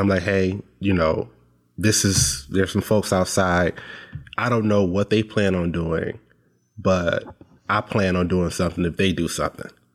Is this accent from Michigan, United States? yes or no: yes; Detroit, Michigan, United States; now in Lansing, United States; I live in Lansing now. I was born in Detroit